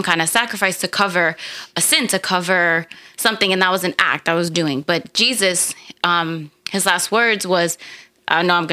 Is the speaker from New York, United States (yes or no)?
yes; New York, United States; we're from New York